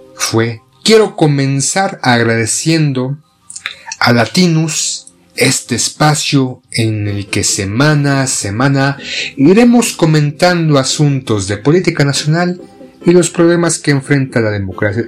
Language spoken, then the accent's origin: Spanish; Mexico; Somos mexicanos